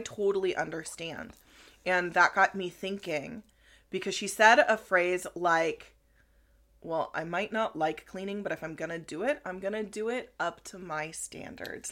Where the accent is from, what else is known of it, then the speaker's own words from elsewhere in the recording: Cedar Creek, Nebraska, United States; Cedar Creek was my hometown also